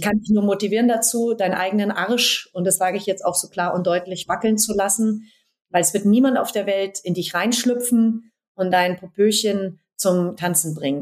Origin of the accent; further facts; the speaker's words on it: Berlin, Germany; hier in Berlin, klar in, meinem Heimat, in meiner Heimatstadt